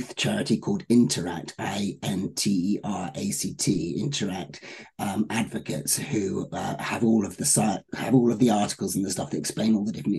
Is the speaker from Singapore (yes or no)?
no; United Kingdom; now in Los Angeles, United States; As a Brit